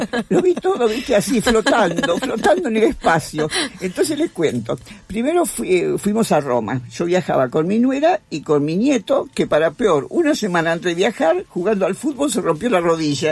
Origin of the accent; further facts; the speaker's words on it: Argentina; yo soy argentina